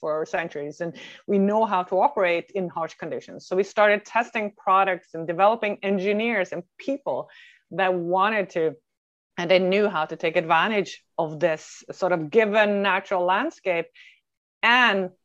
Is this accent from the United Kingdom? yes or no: no; Norway; moved away as an adult; now in North America; I am born and raised in Norway, in another Norway, but I've been over in North America for 23 years now.